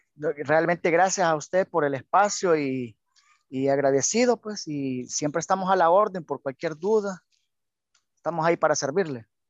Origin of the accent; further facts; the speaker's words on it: El Salvador; Como todos salvadoreños quisiéramos ver a nuestra selección en un mundial, entonar nuestro himno nacional